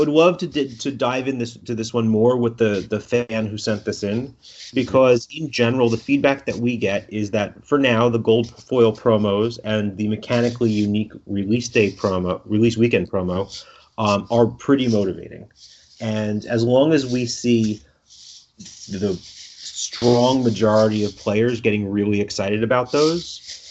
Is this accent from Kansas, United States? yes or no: no; New York City, New York, United States; accent: Brooklyn; my Brooklyn accent